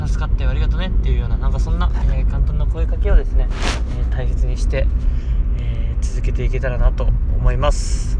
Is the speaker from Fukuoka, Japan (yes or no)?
no; Okayama, Japan; now in Goto, Japan; 地元の岡山